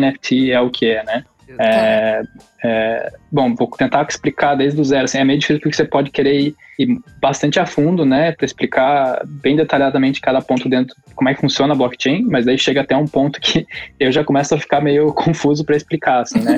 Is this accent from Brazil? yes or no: yes; Curitiba, Paraná, Brazil; also born or lived in Rio de Janeiro; sou de Curitiba